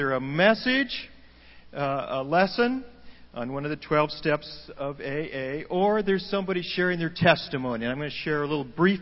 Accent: Oregon, United States; moved away as an adult; We're from Oregon

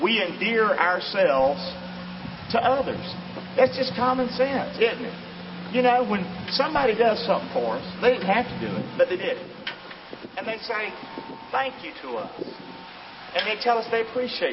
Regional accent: Rockingham, North Carolina, United States; moved away as an adult; also born or lived in Lemon Bay area, Florida; now in Englewood, United States; I'm from Rockingham, of course, and all that stuff, North Carolina. But I came here as a young man

